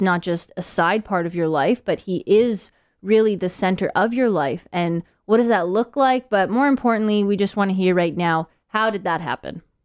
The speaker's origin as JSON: {"language": "English", "country": "Canada", "moved": "as an adult", "lives_now": "Gold Coast, Australia", "said": "We are both from Canada. We moved to Gold Coast six years ago"}